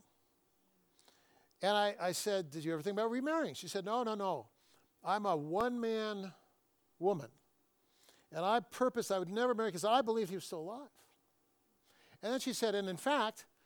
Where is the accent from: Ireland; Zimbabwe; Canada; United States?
United States; Fresno, California; I grew up in Fresno